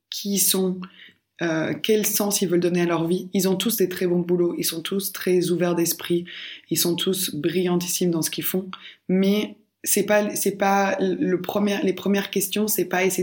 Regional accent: Belgium; parce que oui, je viens de Belgique et je connais mon pays. Par contre, qui je suis et ce que je représente a été énormément inclus par les pays dans lesquels j'ai vécu. Donc aujourd'hui, euh, bien sûr, je suis belge d'origine.

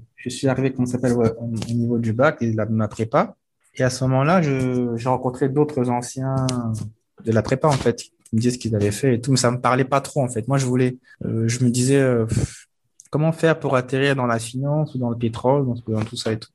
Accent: Republic of the Congo; moved away; also born or lived in France / England; je suis du Congo-Brazza et du Congo-Kinshasa

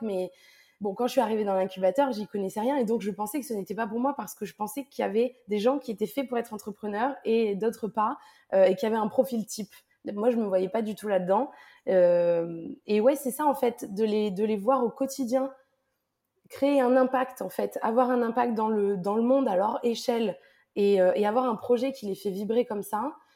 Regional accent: south of France, France; moved away; also born or lived in Lyon / Paris / Montreal / Glasgow; Je suis originaire du sud de la France et puis j'ai vécu euh, à Lyon, à Paris, un petit peu à Montréal et à Glasgow.

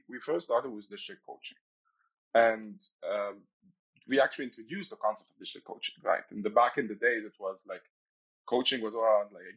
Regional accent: Egypt; moved away as an adult; now in Netherlands; I'm originally from Egypt

